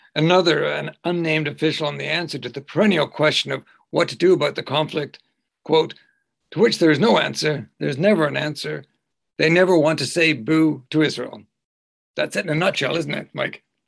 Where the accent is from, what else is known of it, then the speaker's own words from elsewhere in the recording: Canada; I'm a Canadian